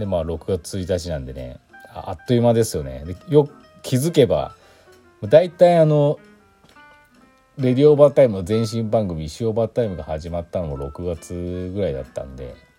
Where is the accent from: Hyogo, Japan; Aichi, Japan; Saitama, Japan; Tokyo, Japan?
Aichi, Japan; moved away; 私愛知県出身なんでね。